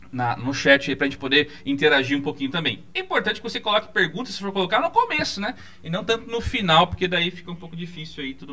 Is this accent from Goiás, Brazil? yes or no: no; Piedade, São Paulo, Brazil; Eu sou lá de Piedade, né? Do bairro dos Goldinhos